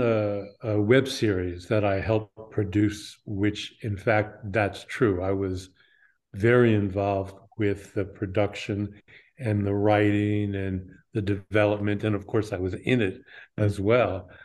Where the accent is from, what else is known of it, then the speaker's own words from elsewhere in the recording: New York, United States; I grew up in New York.